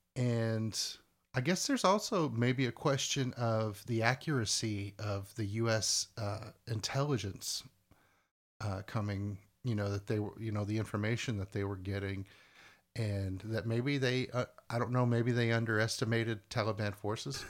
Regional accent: United States; we consider ourselves Americans, even if we're not necessarily super patriotic. I'm still, like, I'm an American

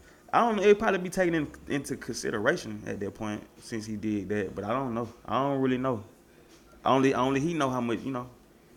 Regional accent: California, United States; accent: Bay Area; Y'all don't hear my Bay accent.

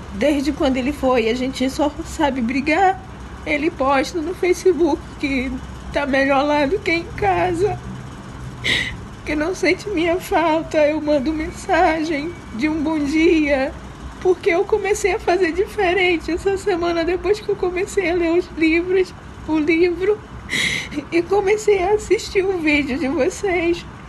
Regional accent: Recife, Pernambuco, Brazil; moved away as an adult; now in Rio de Janeiro, Brazil; Eu não sou do Rio, minha família mora toda em Recife. Eu vim pra cá trabalhar

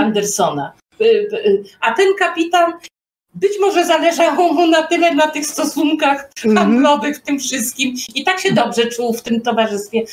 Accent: Poland; u nas w Polsce

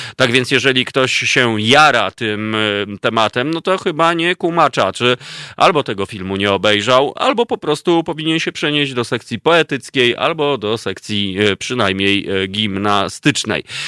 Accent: Warsaw, Masovian Voivodeship, Poland; moved away as an adult; ja się urodziłem w Warszawie, całe życie mieszkałem, ale 13 lat temu po prostu stwierdziłem, że już się nie da mieszkać mi tu i wybrałem tak zwaną wieś polską

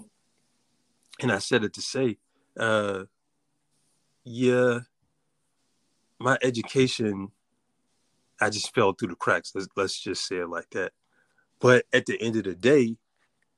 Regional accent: Richmond, Virginia, United States; now in Norfolk, United States; I'm from Richmond, Virginia. Mm-hmm. I grew up as a preacher's kid.

